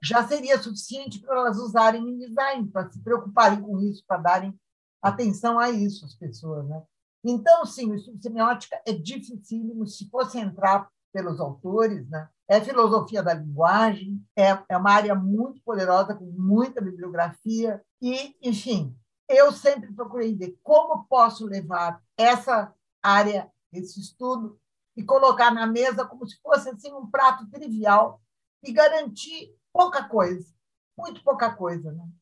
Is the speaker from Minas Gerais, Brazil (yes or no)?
no; Estrela, Rio Grande do Sul, Brazil; also born or lived in Lajeado / Santa Cruz do Sul / Bagé / Jaguarão; Então eu me considero de estrela, casei ali, tive meus filhos